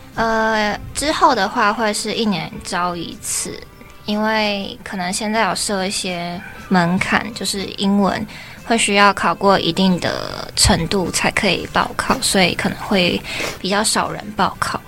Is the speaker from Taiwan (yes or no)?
yes; Taiwan; 我是一个从小就是台湾人长大